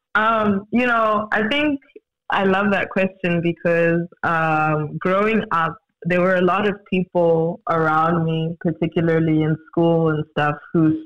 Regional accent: Johannesburg, Gauteng, South Africa; born and bred in Joburg, definitely currently based in um, South Africa.

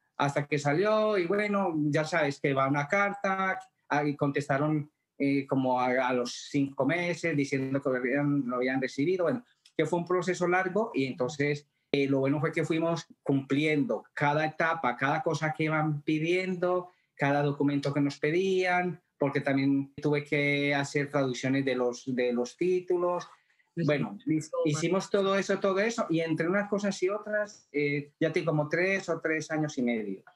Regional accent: Colombia; moved away as an adult; also born or lived in Madrid, Spain; now in Ottawa, Canada; yo nací en Colombia, pero hace 31 años me fui para Madrid.

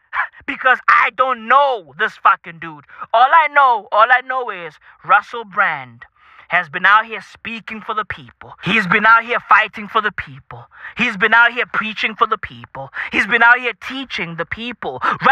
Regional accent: South Africa; Hey, listen, I'm from South Africa, I get it, but I grew up with that bitch as a part of my fucking vocab.

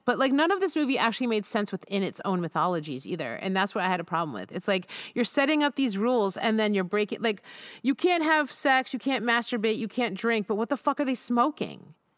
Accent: United States; I'm an American

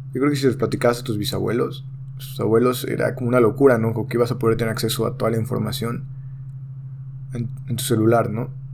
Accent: Mexico; hablo en mi país que es México

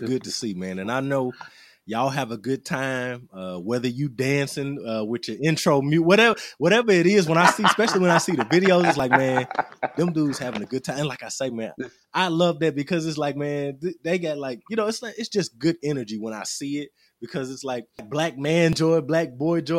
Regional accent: Little Rock, Arkansas, United States; I'm Little Rock born and raised

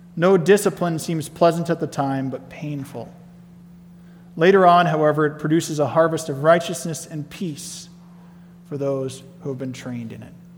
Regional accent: Nebraska, United States; moved away as an adult; also born or lived in Colorado; I grew up in Nebraska, and it took me to move to Colorado before I ever had driven a tractor

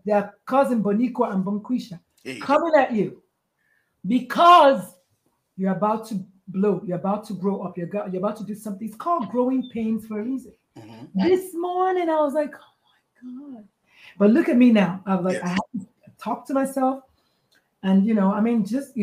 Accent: Nigeria; moved away; I was born, bred, slightly burned, and buttered in Nigeria.

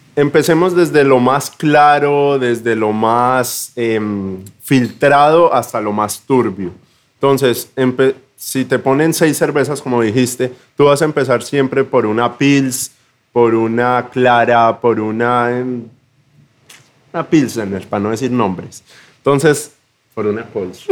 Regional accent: Zipaquirá, Cundinamarca, Colombia; moved away as an adult; Yo soy cipaquireño. Eso queda como a tres horas de Bogotá.

